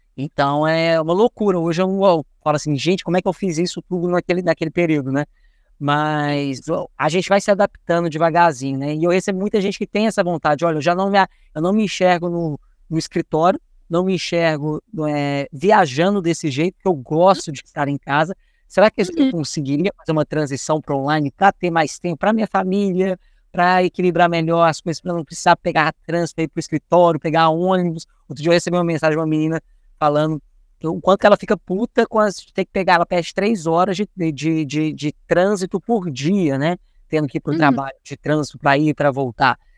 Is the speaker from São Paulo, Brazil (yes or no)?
no; Minas Gerais, Brazil; Nós dois que somos mineiro